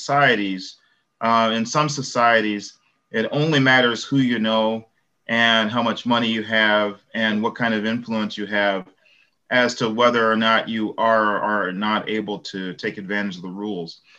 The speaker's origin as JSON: {"language": "English", "town": "Chicago", "region": "Illinois", "country": "United States", "tie": "born or raised there", "moved": "yes", "said": "I grew up in South Shore, which is predominantly Black"}